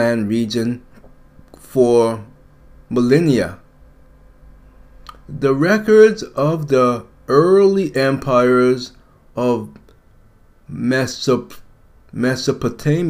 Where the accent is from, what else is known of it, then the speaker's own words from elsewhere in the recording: United States; I'm American.